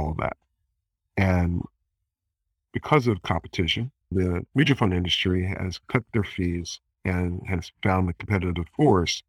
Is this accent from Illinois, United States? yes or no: no; Philadelphia, Pennsylvania, United States; my hometown, Philadelphia